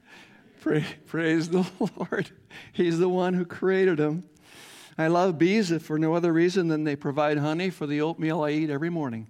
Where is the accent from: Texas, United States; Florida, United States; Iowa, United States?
Iowa, United States; growing up in Iowa farm